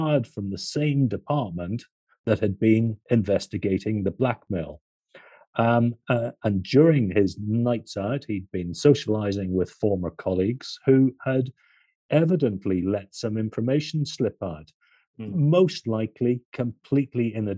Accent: Ireland; I'm Irish

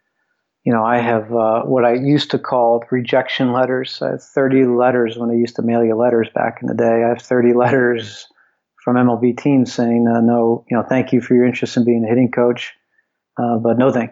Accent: Philadelphia, Pennsylvania, United States; also born or lived in Cincinnati; I always aspired to be an NHL hockey player growing up in Philadelphia

